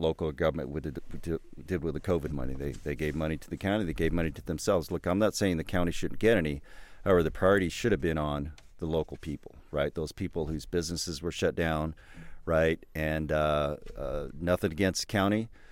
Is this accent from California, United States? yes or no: yes; Southern California, United States; moved away as an adult; also born or lived in Bay Area, California; now in Absarokee, United States; I grew up in Southern California when it was once rural back in the 60s and 70s